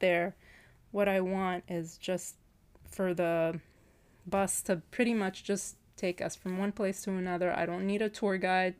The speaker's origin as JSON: {"language": "English", "country": "Lebanon", "moved": "yes", "lives_now": "United States", "said": "we're both from Lebanon"}